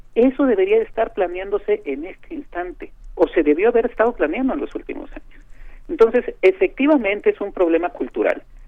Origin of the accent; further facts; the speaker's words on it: Mexico; como mexicanos